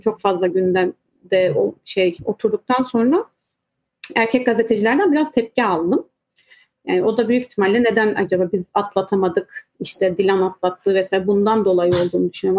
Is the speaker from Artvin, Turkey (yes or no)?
yes; Artvin, Turkey; Artvinli olduğum için üniversiteyi bitirip art, e, hemen Artvin'e dönüp e, çalışmaya başladığım için